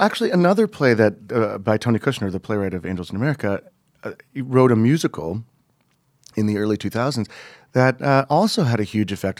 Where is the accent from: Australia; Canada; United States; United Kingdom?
Canada; Montreal, Quebec; moved away as an adult; I grew up in Montreal